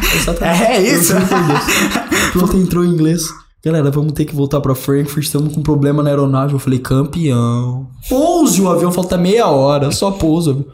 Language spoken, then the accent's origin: Portuguese; Brazil; sou brasileiro